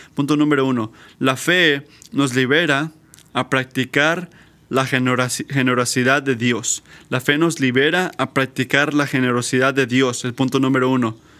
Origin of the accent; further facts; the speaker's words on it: United States; nuestra falla como americanas, americanos